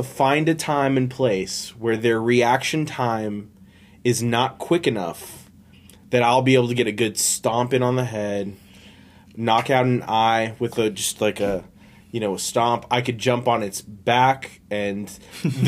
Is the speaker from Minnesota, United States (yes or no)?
no; Florida, United States; growing up in Florida